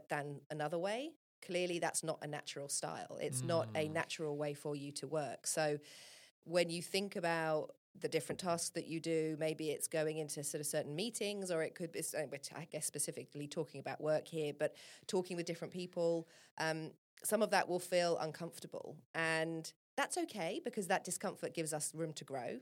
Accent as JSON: {"language": "English", "region": "England", "country": "United Kingdom", "said": "I'm from England"}